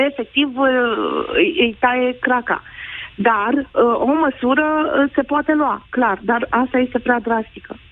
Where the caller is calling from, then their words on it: Brașov, Brașov County, Romania; Uh, sunt din Brașov, am o fetiță și un clasa șasea